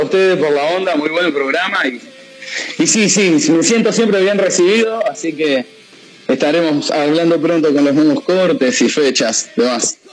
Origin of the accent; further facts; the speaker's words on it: Hurlingham, Buenos Aires Province, Argentina; somos los cuatro de Hurlingham